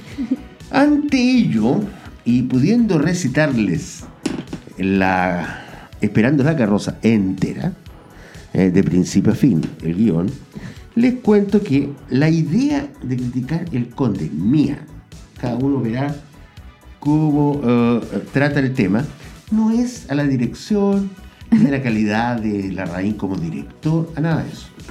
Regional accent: Chile; yo como chileno

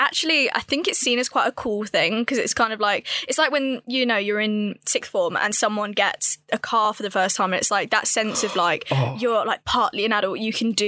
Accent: Hinckley, East Midlands, United Kingdom; I'm from Hinckley

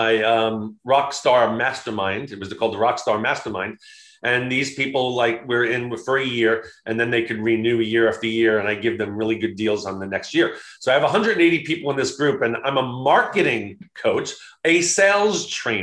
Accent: Long Island, New York, United States; I grew up in Long Island, New York

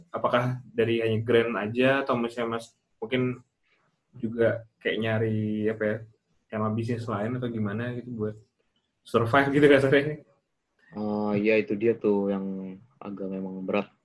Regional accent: Java, Indonesia; born there; Kan karena saya iya. lahir di Jawa, jadi saya nggak pernah lihat.

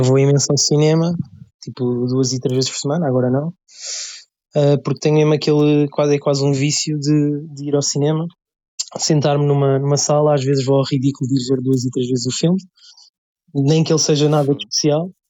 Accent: Lisbon, Portugal; tenho 22 anos, venho de Lisboa

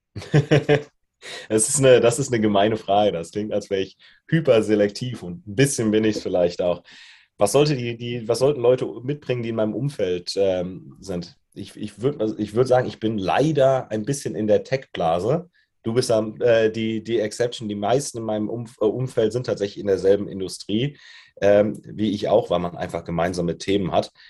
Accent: Germany; moved away as an adult; also born or lived in Australia; now in Munich, Germany; ich bin groß geworden, ganz dörflich, zwischen Koblenz und Limburg oder noch breiter gesehen zwischen Frankfurt und Köln in einem kleinen Dorf mit mehr Kühen als Einwohnern

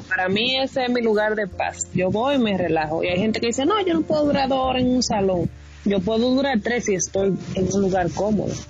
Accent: Dominican Republic; Somos los tres dominicanos

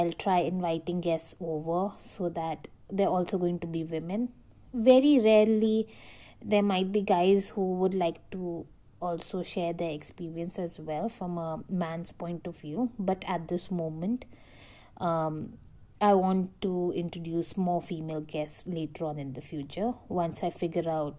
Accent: Delhi, India; as a woman from Delhi, I lived all my life in Delhi

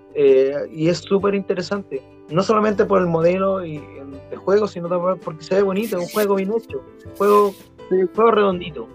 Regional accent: Chile; somos chilenos

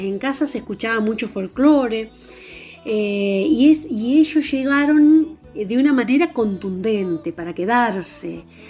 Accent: Venado Tuerto, Santa Fe, Argentina; moved away as an adult; also born or lived in Rosario / Avellaneda; yo soy de Venado Tuerto

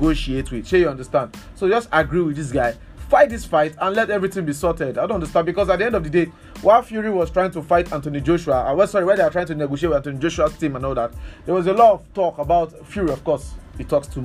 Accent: Akure, Ondo, Nigeria; I'm somebody from Akure

